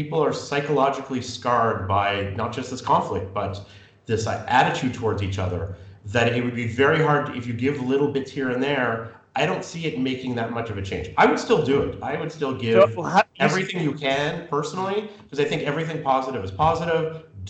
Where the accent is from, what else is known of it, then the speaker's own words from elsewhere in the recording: Canada; But my issue with that as a Canadian is